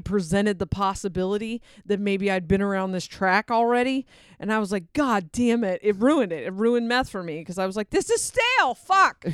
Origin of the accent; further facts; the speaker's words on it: Delaware, United States; moved away; I grew up partially in Delaware